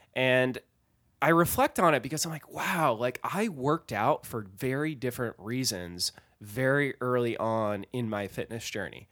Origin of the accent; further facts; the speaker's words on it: Massachusetts, United States; I grew up in Massachusetts